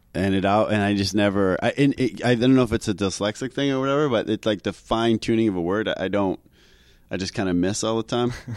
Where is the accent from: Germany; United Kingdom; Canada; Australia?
Canada; accent: Canadian; moved away as an adult; now in New York City, United States; I'm Canadian